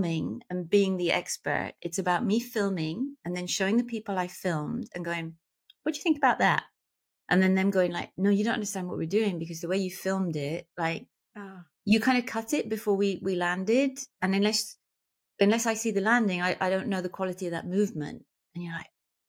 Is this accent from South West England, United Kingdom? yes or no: yes; Plymouth, South West England, United Kingdom; moved away as an adult; also born or lived in London; now in Southern California, United States; I'm from Plymouth.